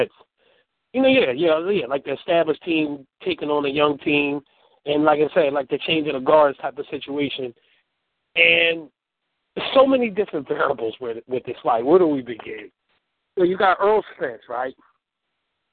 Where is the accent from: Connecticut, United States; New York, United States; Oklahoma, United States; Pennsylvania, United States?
Pennsylvania, United States; Philadelphia; we're from Philly